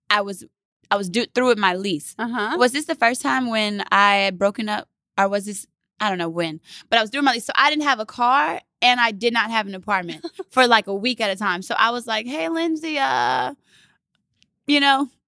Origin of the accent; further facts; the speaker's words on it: Baton Rouge, Louisiana, United States; moved away; Yeah, I'm from Baton Rouge, Rouge Louisiana. Okay. The youngest of five girls